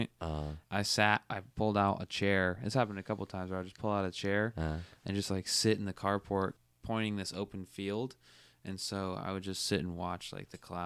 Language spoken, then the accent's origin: English; Pacific Northwest, United States; moved away; also born or lived in Western Washington / Eastern Washington / Ellensburg, Washington; I'm from the Pacific Northwest